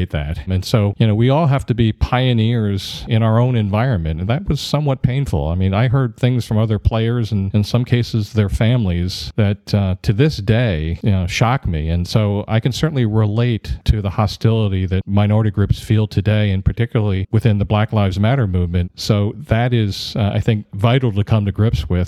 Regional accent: Wilmington, Delaware, United States; I grew up in Wilmington, Delaware in the 1960s

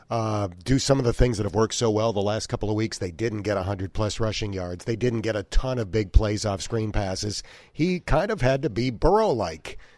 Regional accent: Azle, Texas, United States; now in Cincinnati, United States; Country kid. I'm from Azle, Texas, outside of Fort Worth.

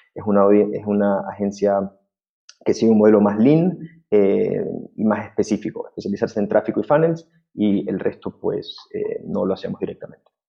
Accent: Ecuador; yo soy de Ecuador

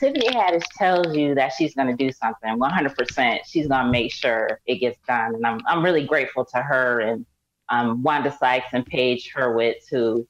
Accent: Syracuse, New York, United States; now in Los Angeles, United States; I'm from Syracuse, New York.

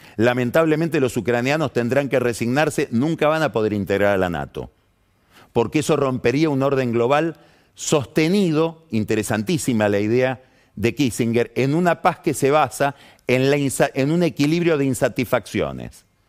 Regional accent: Argentina

